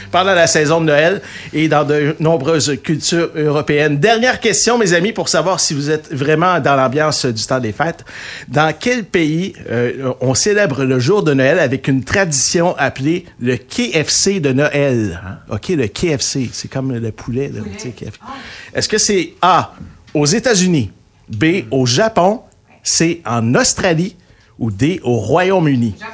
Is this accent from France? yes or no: no; Saint-Marc, Artibonite, Haiti; moved away as an adult; now in Quebec, Canada; J'ai grandi, en fait, à Saint-Marc.